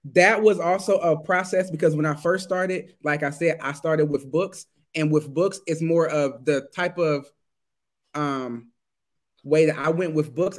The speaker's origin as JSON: {"language": "English", "town": "Detroit", "region": "Michigan", "country": "United States", "tie": "born or raised there", "moved": "as an adult", "lives_now": "Germany", "said": "I'm American. I was born in Michigan, Detroit, Michigan"}